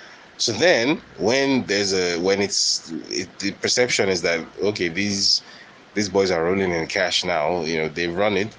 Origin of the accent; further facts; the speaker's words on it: Nigeria; You know, I don't really get anything else from being a Nigerian. So, you know, after all, Nigeria has oil